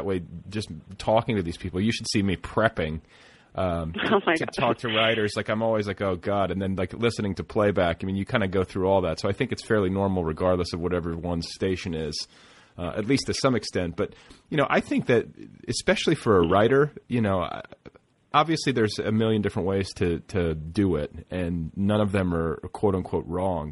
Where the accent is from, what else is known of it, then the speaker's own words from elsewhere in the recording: Indiana, United States; I'm from Indiana